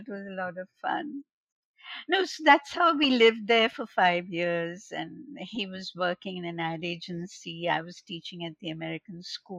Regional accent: Kolkata, West Bengal, India; in 1971, when I came from Calcutta to Bombay back, I joined the Xavier's Institute of Mass Communications

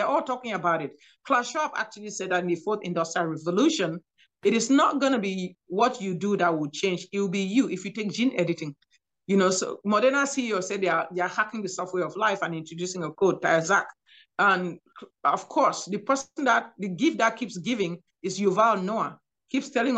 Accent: Cameroon; moved away as an adult; also born or lived in Nigeria / New York / Louisiana; now in United States; I'm from Cameroon, West Africa

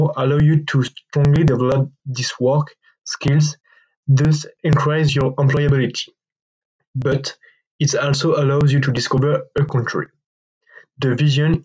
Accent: France; I'm 21 years old and I'm from France.

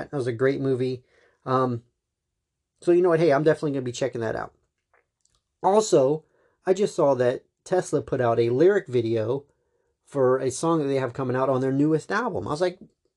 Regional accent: Charleston, United States; my hometown

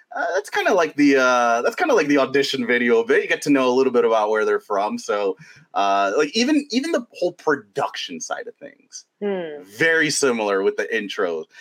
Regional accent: New York, United States; as a sports fan growing up in New York

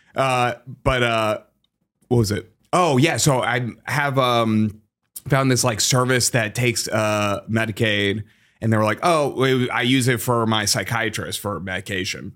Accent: Massachusetts, United States; now in Chicago, United States; I'm from Massachusetts

